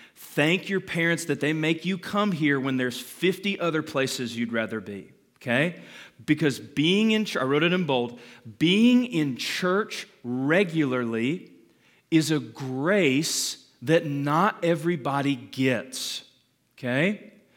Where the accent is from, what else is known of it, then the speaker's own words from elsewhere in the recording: Calhoun, Georgia, United States; I was born in Calhoun, um, thirty minutes up the road from here